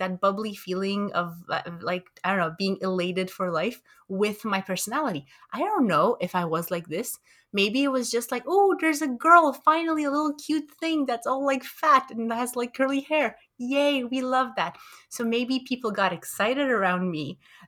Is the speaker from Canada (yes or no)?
yes; Montreal, Quebec, Canada; also born or lived in Romania; I think I tend to emphasize the bridges between my origins in Romania and my, you know, growing up in Montreal, in Canada.